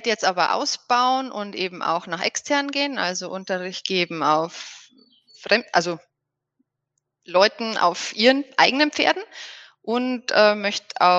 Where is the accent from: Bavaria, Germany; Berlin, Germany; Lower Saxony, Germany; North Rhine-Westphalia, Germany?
Bavaria, Germany; ich komme aus der Nähe von Regensburg.